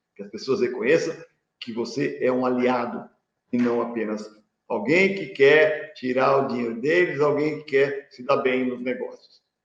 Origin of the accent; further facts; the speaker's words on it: Presidente Prudente, São Paulo, Brazil; eu sou aqui de Presidente Prudente